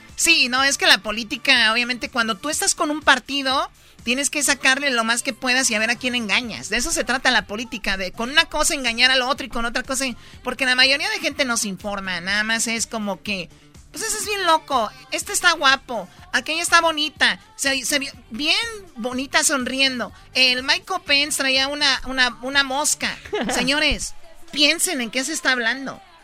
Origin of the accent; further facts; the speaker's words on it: Los Altos de Jalisco, Mexico; yo soy de los altos de Jalisco